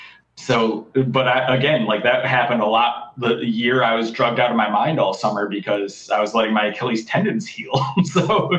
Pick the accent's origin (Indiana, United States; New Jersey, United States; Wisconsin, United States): Wisconsin, United States; Cudahy; now in Racine, United States; I grew up in Cudahy.